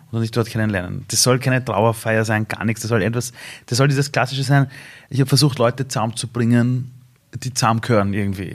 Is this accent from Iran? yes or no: yes; Iran; now in Austria; Ich komme aus dem Iran